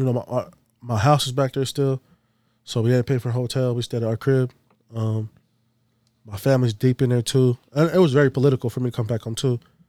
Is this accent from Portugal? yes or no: no; Masefau, American Samoa; I'm from Masifau. That's the name of the village. It's called Masifau.